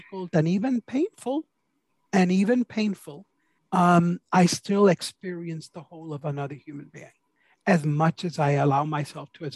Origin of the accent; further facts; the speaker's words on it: New York City, New York, United States; I was born to a proud Puerto Rican woman. I was raised in New York City